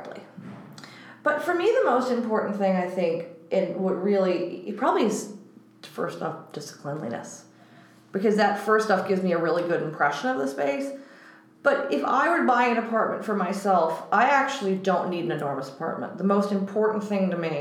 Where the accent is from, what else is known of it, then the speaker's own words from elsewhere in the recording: New York City, New York, United States; I'm exceptionally proud of being a native New Yorker on my father's side, I'm fifth generation